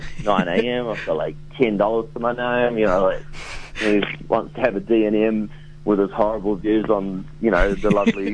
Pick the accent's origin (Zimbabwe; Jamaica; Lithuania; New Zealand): New Zealand; Deep South; I'm from the Deep South